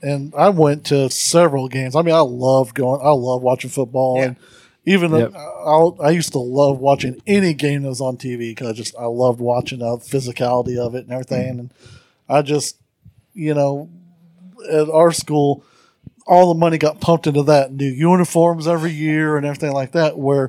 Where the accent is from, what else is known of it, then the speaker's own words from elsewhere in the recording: Chicago, Illinois, United States; now in Missouri, United States; I'm from Chicago